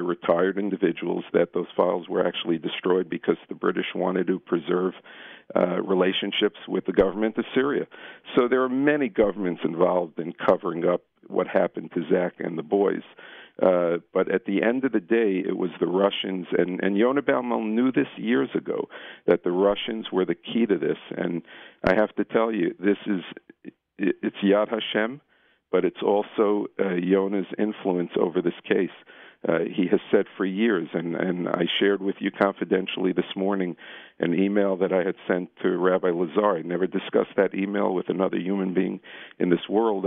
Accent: New York City, New York, United States; I'm a pediatrician from Brooklyn.

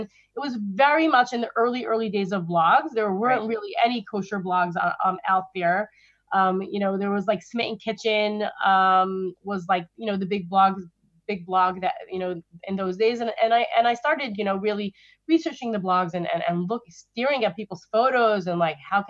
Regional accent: New York City, New York, United States; grew up in Crown Heights, Brooklyn, which is where I still live, just around the block from my childhood home.

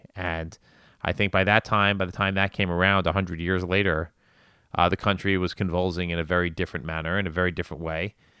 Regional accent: United States; an American Jew

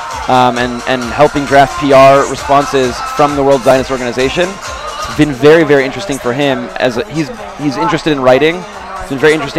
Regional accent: Los Angeles, California, United States; moved away as an adult; also born or lived in San Diego, California; now in Israel; I'm originally from Los Angeles, California.

